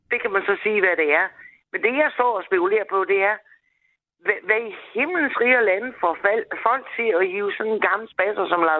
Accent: Denmark; jeg var dansker.

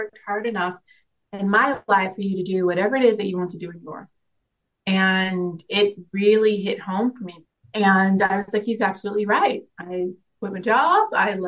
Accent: Dallas, Texas, United States; now in Madrid, Spain; I come from Dallas, Texas, born and raised, but I'm a military brat, so I've been a little bit of everywhere. Currently in Madrid, Spain

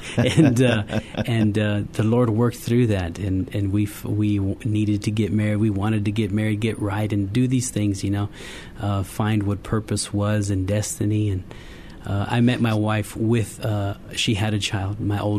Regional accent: California, United States; We were raised in California in different years in school. Every school year was a different school.

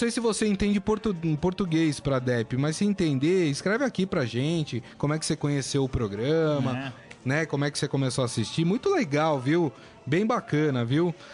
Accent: São Paulo, Brazil; eu sou da Moca

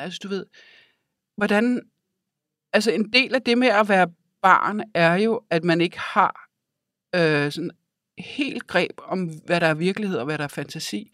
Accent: Denmark; also born or lived in Africa; af min barndom har jeg jo tilbragt i Danmark

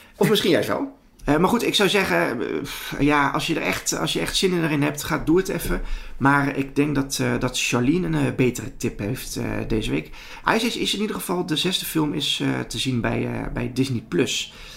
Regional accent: Betuwe, Gelderland, Netherlands; ik ben de jongen van de Betuwe.

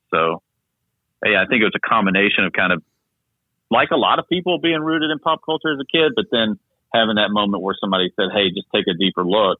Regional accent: the South, United States; I grew up in the South, small town.

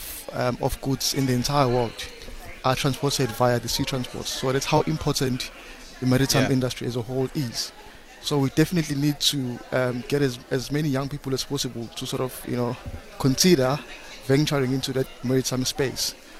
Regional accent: Durban, KwaZulu-Natal, South Africa; I was born and bred in Claremont in Durban.

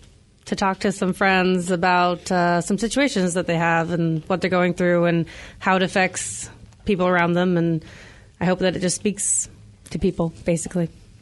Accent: Snohomish, Washington, United States; now in Seattle, United States; I sing in the band and write the lyrics and stuff. I'm from Snohomish, and I live in Seattle now.

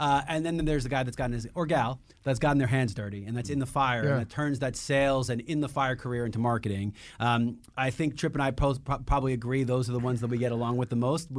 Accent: New York, United States; Like I'm a New Yorker.

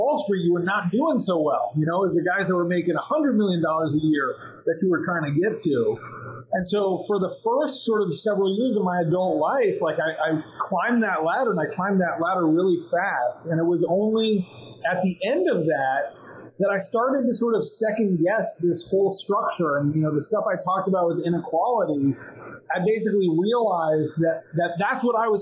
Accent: Glendale, United States; we grew up, you know, sort of lower middle class in Glendale

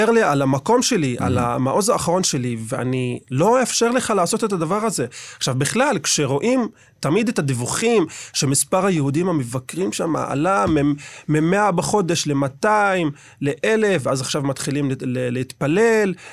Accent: Jerusalem, Jerusalem District, Israel; אני גדלתי בעיר העתיקה. אה, אני מהגג של הבית שלנו, של הבית של סבא וסבתא, יכול לראות את כיפת הסלע.

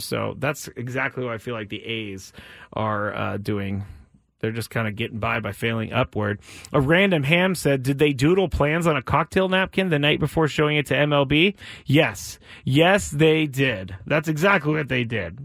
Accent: Bay Area, California, United States; now in San Diego, United States; growing up in the Bay Area, my family who still lives up there, they are massive A's fans

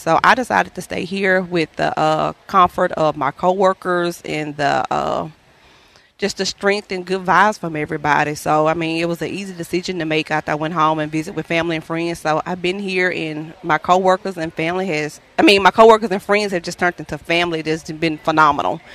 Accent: Louisiana, United States; moved away as an adult; now in Boston, United States; I'm from Louisiana. I came here uh, January the 1st for a uh, traveling position at Dana

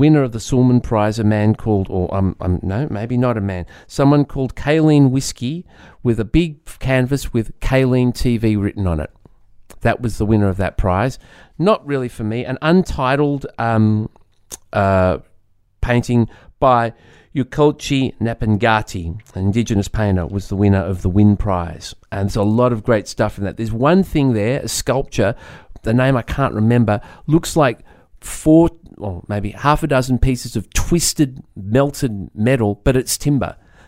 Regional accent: Sydney, New South Wales, Australia; I was going to stop on the way home. I'm from Sydney.

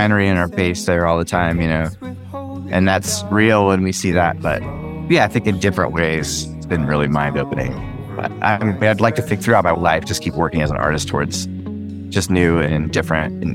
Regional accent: the Northwest, Pacific Northwest, United States; moved away as an adult; I grew up in the woods in Northwest

